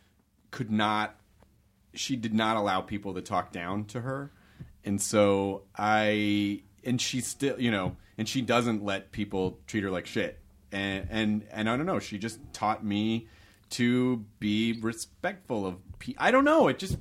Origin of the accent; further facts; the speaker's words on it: Tennessee, United States; and I grew up in the South too, which was very counter culture for the immediate culture that I was around. Not to be disparaging against Tennessee